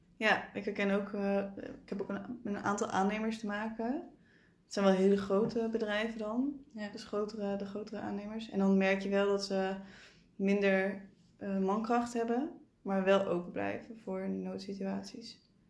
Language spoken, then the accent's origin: Dutch; Limburg, Netherlands; ik ben een Limburger